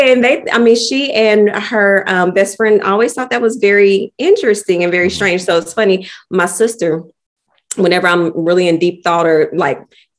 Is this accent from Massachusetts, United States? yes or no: no; Oklahoma City, Oklahoma, United States; I'm from Oklahoma City, born and raised. Lived here all my life